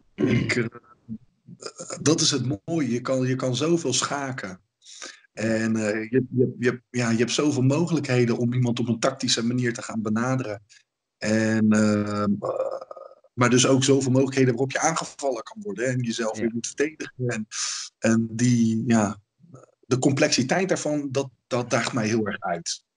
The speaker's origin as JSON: {"language": "Dutch", "town": "Ede", "region": "Gelderland", "country": "Netherlands", "tie": "born or raised there", "said": "mijn ouders hebben toen een hele school in Ede gevonden. Eh, dat is, dat waar ik vandaan kom"}